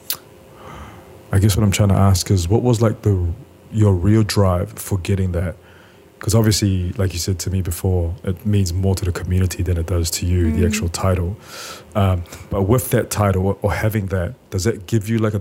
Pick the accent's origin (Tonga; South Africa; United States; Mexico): Tonga; now in New Zealand; I grew up in Tonga, but I'm obviously New Zealand European and Tongan.